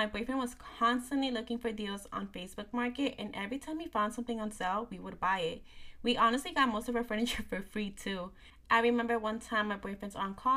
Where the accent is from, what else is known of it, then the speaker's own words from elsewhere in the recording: New Jersey, United States; I'm from New Jersey